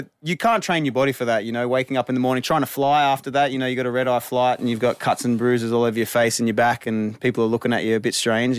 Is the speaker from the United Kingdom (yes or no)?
no; Australia; moved away as an adult; now in United States; as an Australian